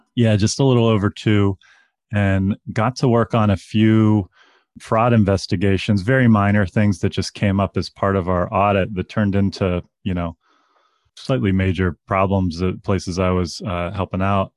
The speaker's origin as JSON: {"language": "English", "town": "Pittsburgh", "region": "Pennsylvania", "country": "United States", "tie": "born or raised there", "moved": "yes", "lives_now": "Chicago, United States", "said": "I grew up in Pittsburgh, Pennsylvania"}